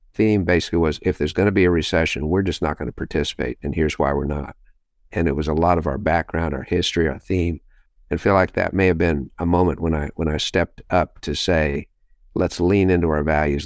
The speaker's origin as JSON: {"language": "English", "town": "Los Alamos", "region": "New Mexico", "country": "United States", "tie": "born or raised there", "said": "Los Alamos, New Mexico is my hometown"}